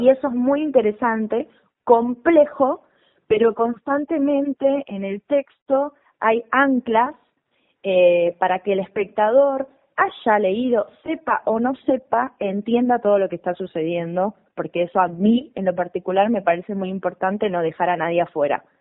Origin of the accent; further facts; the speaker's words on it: west of Buenos Aires Province, Argentina; yo soy del oeste, de la provincia de Buenos Aires